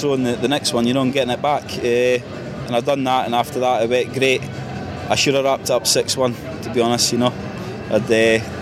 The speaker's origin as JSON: {"language": "English", "region": "Scotland", "country": "United Kingdom", "said": "We are in England, I'm Scottish"}